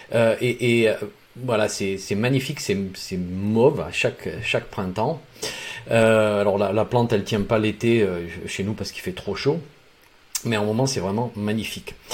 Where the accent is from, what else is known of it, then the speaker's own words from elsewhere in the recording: Provence-Alpes-Côte d'Azur, France; dans mon enfance, dans les Alpes de Haute-Provence